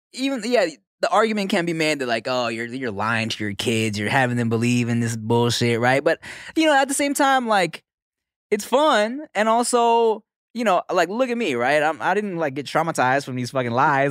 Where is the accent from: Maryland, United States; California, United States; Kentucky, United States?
California, United States; Los Angeles; born or raised there; also born or lived in Billings, Montana